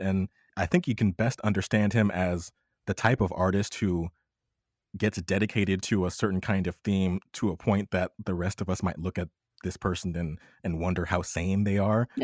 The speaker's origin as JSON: {"language": "English", "country": "United States", "said": "I'm a Black American, but I still experience my life as an American"}